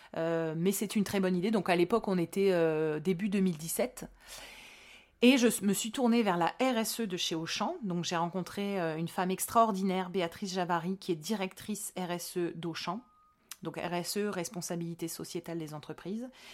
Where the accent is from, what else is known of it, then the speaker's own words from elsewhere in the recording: Hauts-de-France, France; je suis des Hauts-de-France